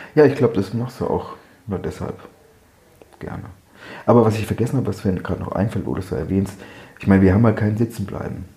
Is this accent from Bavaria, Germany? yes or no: yes; Bavaria, Germany; moved away as an adult; ich komme aus Bayern da war es schon mal ganz anders